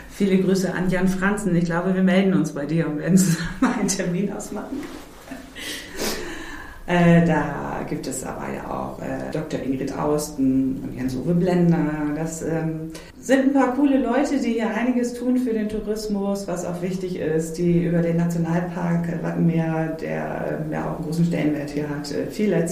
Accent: St. Michel, Lower Saxony, Germany; Ich komme persönlich aus St. Michel, da gibt es auch immer einen kleinen Weihnachtsmarkt.

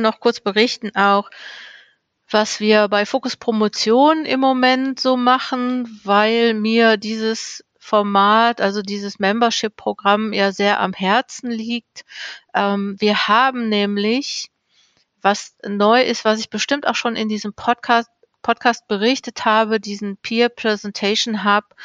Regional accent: Ruhr area, North Rhine-Westphalia, Germany; Ich komme ja aus dem Ruhrgebiet

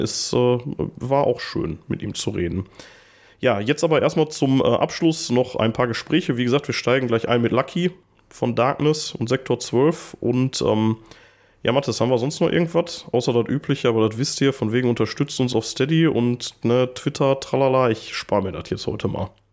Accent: Gladbeck, North Rhine-Westphalia, Germany; moved away; ich komme aus äh, Zwickel ursprünglich

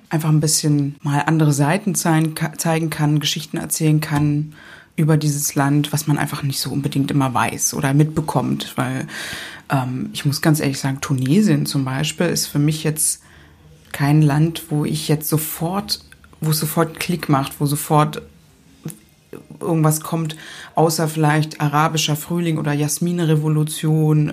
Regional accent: Berlin, Germany; wir Berliner

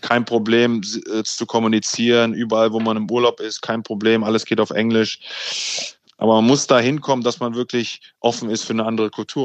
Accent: Hanover, Lower Saxony, Germany; moved away as an adult; now in London, United Kingdom; Ich bin ja in Hannover bei 96 damals ähm, wirklich äh, im Jugendbereich groß geworden

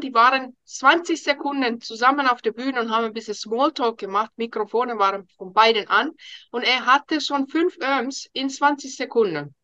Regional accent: Finland; first language Finnish; German is a second language; moved away as an adult; now in Germany

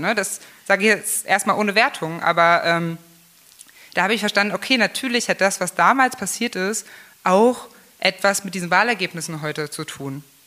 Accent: Magdeburg, Saxony-Anhalt, Germany; moved away as an adult; also born or lived in Gardelegen / Berlin / Munich; bei uns in Magdeburg

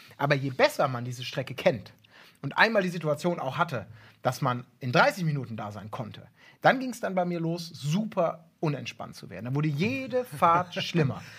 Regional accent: Ibbenbüren, North Rhine-Westphalia, Germany; moved away; früher von Ebenbüren, wo ich groß geworden bin, so ein kleines Kaff

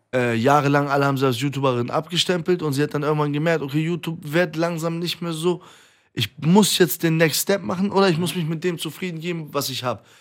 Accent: Iran; now in Germany; in meinem Heimatland derbe Aufstände sind in Iran

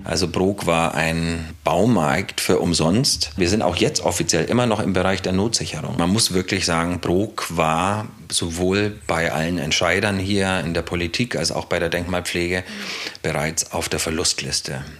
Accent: Bayreuth, Bavaria, Germany; moved away as an adult; also born or lived in Berlin; now in Broock, Germany; Also ursprünglich bin ich aus Bayreuth in Franken, habe die letzten Jahre, aber bevor ich nach Bruck kam, in Berlin gelebt

